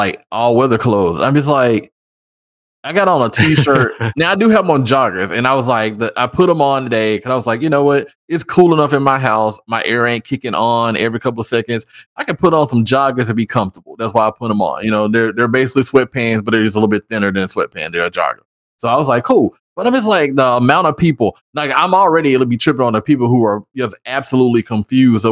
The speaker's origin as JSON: {"language": "English", "region": "Tennessee", "country": "United States", "moved": "yes", "lives_now": "Texas, United States", "said": "I'm from Tennessee."}